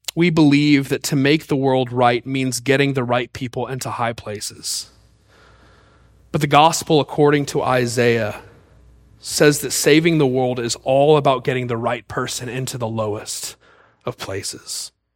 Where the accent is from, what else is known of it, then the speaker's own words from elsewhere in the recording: Mississippi, United States; I was born in Mississippi